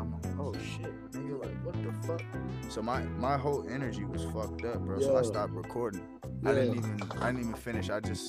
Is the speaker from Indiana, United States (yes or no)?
no; Ohio, United States; moved away; also born or lived in Colorado / Atlanta; I grew up in Ohio, half my life in Ohio, half my life in Colorado.